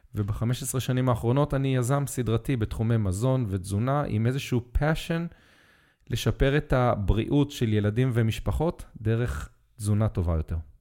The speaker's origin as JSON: {"language": "Hebrew", "country": "Israel", "tie": "born or raised there", "said": "כשהייתי ילד בקיבוץ"}